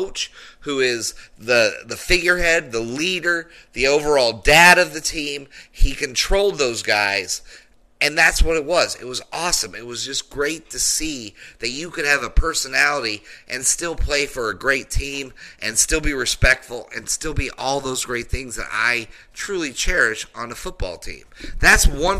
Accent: Denver, Colorado, United States; I grew up in Denver

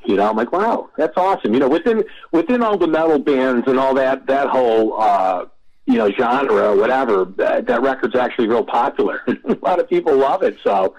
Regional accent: Connecticut, United States; I was a kid from Connecticut

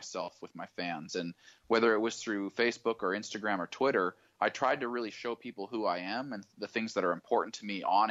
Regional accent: Idaho, United States; I grew up in Idaho

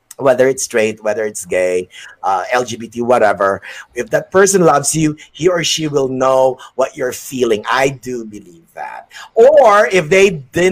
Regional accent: Indiana, United States; I love growing up in Indiana

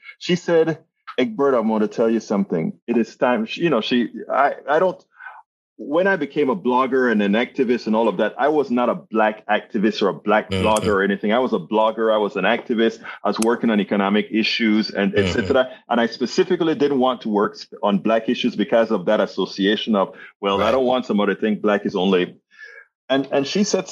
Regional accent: Panama; I'm from Panama, Central America

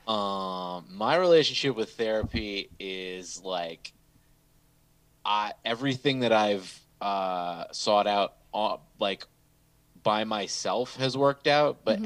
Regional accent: Bloomfield, Michigan, United States; also born or lived in Southfield, Michigan; sixth grade, we moved from Southfield to Bloomfield

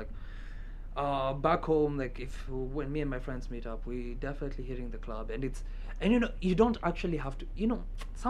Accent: Kenya; Look at me not knowing my country.

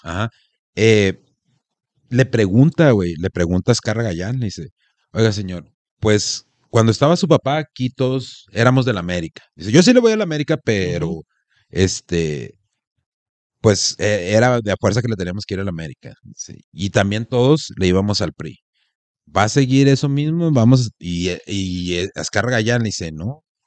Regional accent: Mexico; Como mexicanos

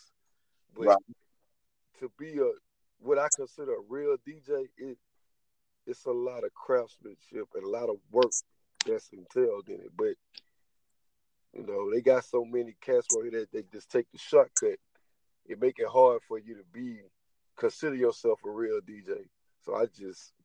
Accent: Zachary, Louisiana, United States; I'm from Zachary

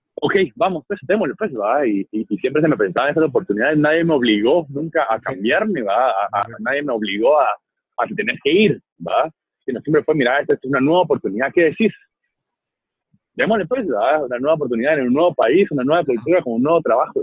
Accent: Guatemala; como Chapín yo me siento muy orgulloso de nuestras empresas nacionales

